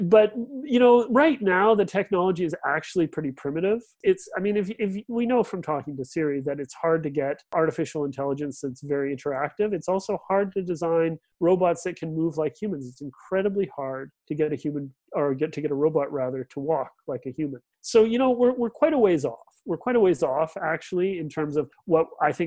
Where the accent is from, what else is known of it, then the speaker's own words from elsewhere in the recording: Regina, Saskatchewan, Canada; moved away; I'm originally from the Canadian Prairies, from Regina.